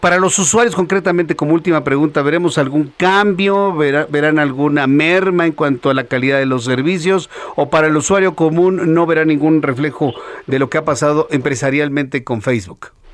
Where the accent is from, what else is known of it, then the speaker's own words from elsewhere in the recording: Mexico; Así decimos en México